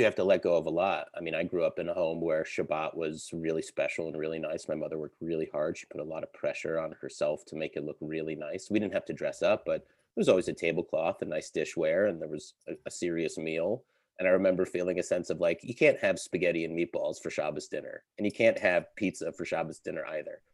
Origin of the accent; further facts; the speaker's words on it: Connecticut, United States; moved away; I grew up in Connecticut. I'm from New England